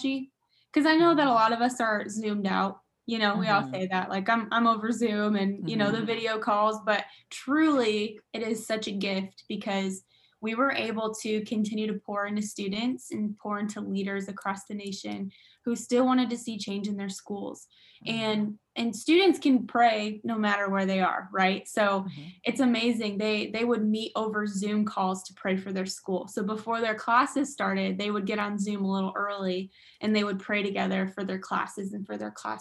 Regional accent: Michigan, United States; that's where I'm originally from. I'm from Michigan.

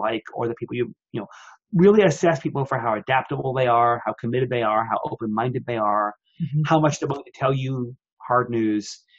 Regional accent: New York, United States; moved away as an adult; now in Seattle, United States; I was from New York

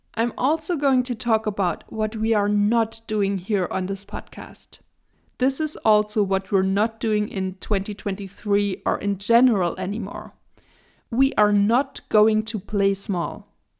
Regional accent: Germany; I was born and raised in Germany, and I also currently live in Germany with my partner

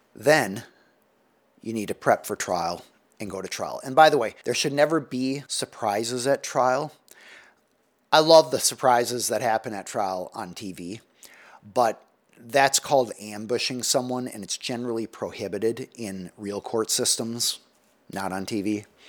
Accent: United States; as American society

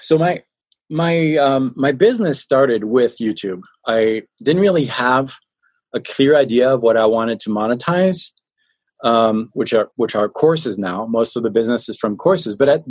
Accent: France; accent: French; now in Colorado, United States; No, I live in Colorado in the States. Okay. I was born and raised in France. I'm 100% French and 100% American.

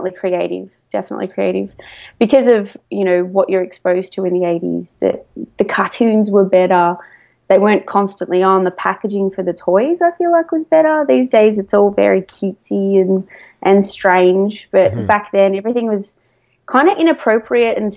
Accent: Melbourne, Victoria, Australia; I'm from Melbourne, Australia.

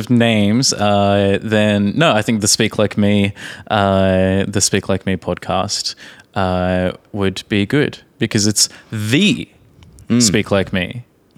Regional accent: Australia; from Australia.

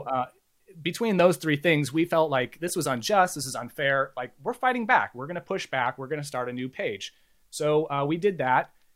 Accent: Bay Area, California, United States; I grew up in the Bay Area

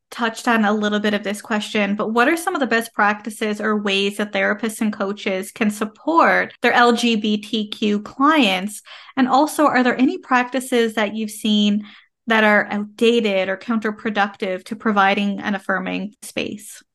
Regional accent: Canada; I am a Canadian social worker

